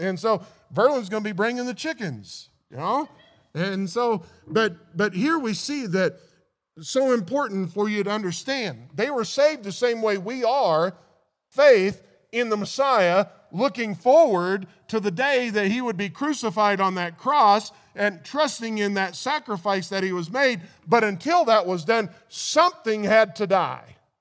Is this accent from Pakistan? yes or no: no; Missouri, United States; I grew up in Missouri